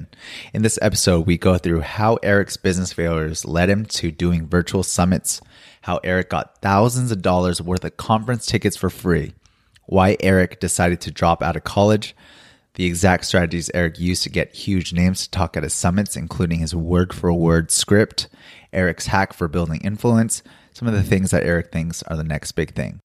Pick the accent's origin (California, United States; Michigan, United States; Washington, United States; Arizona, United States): California, United States; Los Angeles; now in Seoul, South Korea; I'm in Seoul, but I'm originally from Los Angeles